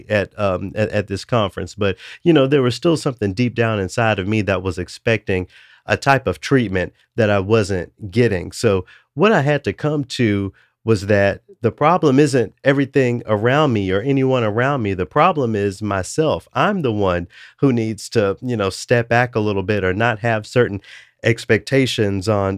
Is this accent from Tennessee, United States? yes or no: yes; Memphis, Tennessee, United States; my hometown of Memphis